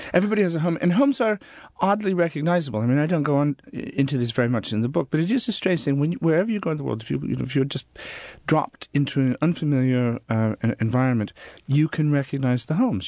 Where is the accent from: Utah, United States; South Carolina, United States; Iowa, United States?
Iowa, United States; Des Moines; also born or lived in Norfolk, England; now in England; I grew up in Des Moines, Iowa